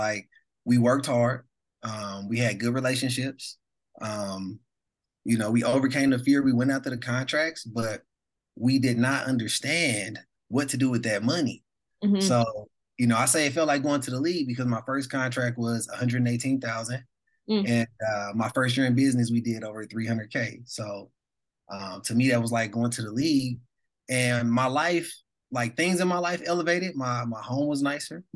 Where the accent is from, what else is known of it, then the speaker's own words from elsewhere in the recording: St. Louis, Missouri, United States; I'm originally from St. Louis, born and raised.